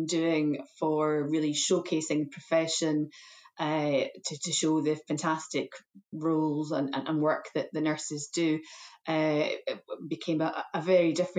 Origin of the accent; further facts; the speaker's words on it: Scotland, United Kingdom; moved away as an adult; also born or lived in England; I've been working in England for many years, but I am Scottish trained, educated, and have worked in Scotland for many years too, and was very keen to return.